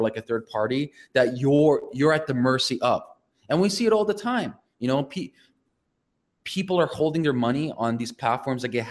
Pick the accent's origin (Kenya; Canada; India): Canada; I'm Canadian